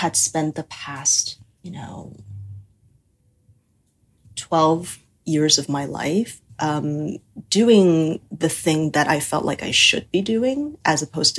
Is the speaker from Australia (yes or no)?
no; Taiwan; I was born and raised in Taiwan